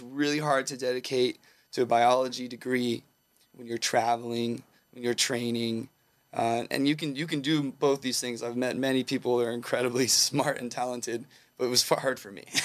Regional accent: Southern California, United States; also born or lived in Humboldt, California; I grew up in Southern California

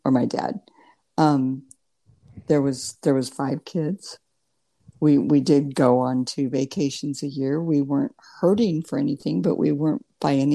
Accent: Morton, Illinois, United States; born or raised there; also born or lived in Lincoln, Nebraska / East Peoria, Illinois

